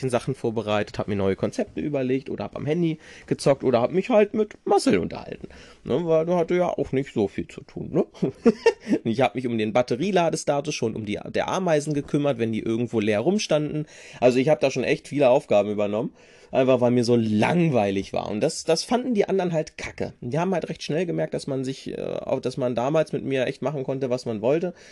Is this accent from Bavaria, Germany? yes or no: no; Rinteln, Lower Saxony, Germany; weil ich in einem scheiß Viertel groß geworden bin in Rinteln.